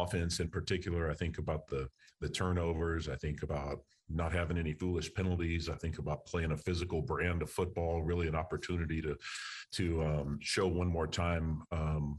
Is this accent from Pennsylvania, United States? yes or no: no; Texas, United States; moved away; I'm from Texas. My wife is from Texas. Haven't been back to live in over 20 years